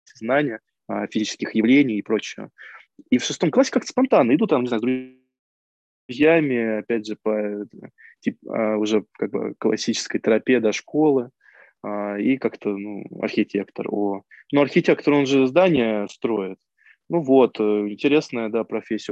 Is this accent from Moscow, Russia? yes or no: no; Michurinsk, Tambov Oblast, Russia; moved away as an adult; now in Voronezh, Russia; Родился в Мичуринске, живу и работаю в Воронеже уже как два года.